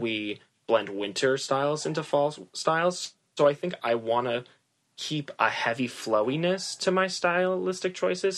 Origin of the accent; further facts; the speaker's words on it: Massachusetts, United States; also born or lived in New York / Los Angeles; I'm originally from Massachusetts